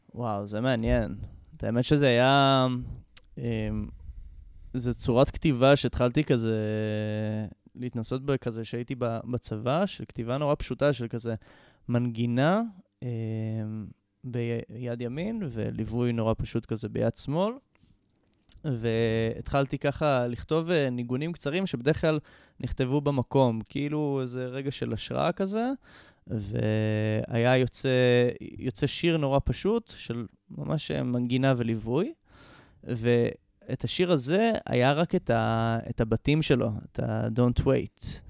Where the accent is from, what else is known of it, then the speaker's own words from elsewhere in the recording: Jerusalem, Jerusalem District, Israel; אני כאן מירושלים, בן 26, עוד שבועיים, ואני למדתי כאן בירושלים